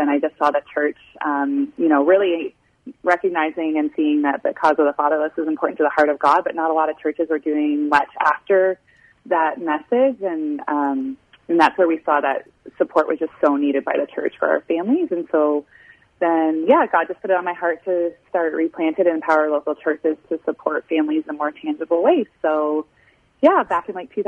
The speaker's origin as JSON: {"language": "English", "country": "Canada", "tie": "born or raised there", "also_born_or_lived": "Illinois", "moved": "as an adult", "said": "I was born and raised in Canada on a dairy farm"}